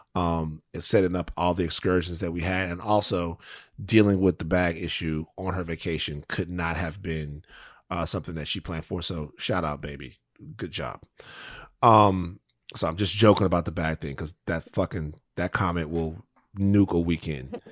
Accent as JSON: {"language": "English", "region": "Louisiana", "country": "United States", "said": "I'm from Louisiana"}